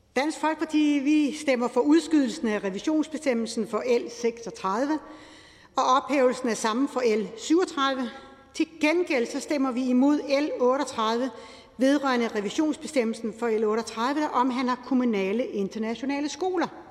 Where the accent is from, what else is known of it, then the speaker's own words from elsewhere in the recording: Lolland, Zealand, Denmark; Jeg er opvokset på Lolland